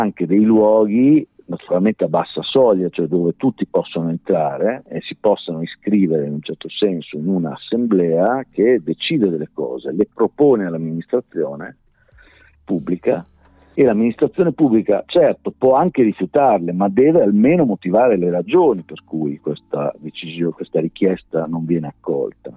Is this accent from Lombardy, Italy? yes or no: no; Rimini, Emilia-Romagna, Italy; io sono riminese